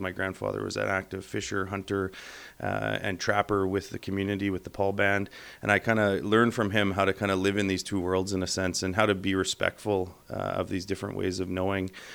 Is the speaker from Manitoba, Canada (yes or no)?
yes; Winnipeg, Manitoba, Canada; also born or lived in Thompson, Manitoba / Verdun; I'm a Winnipeager. Uh, I've spent most of my life here. I was born in Thompson, lived in Verdun. Uh, my consciousness kind of comes into being with the pump jacks of South uh, western Manitoba